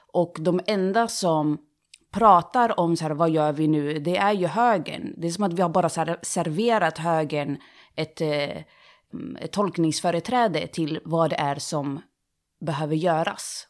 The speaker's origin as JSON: {"language": "Swedish", "town": "Sundsvall", "region": "Västernorrland County", "country": "Sweden", "tie": "born or raised there", "moved": "as an adult", "lives_now": "Gothenburg, Sweden", "said": "jag växte upp i Sundsvall, flyttade till Göteborg"}